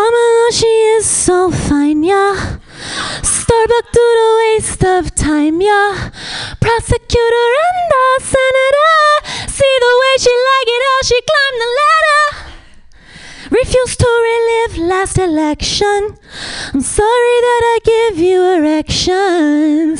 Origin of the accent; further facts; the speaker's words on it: Ohio, United States; I'm from Ohio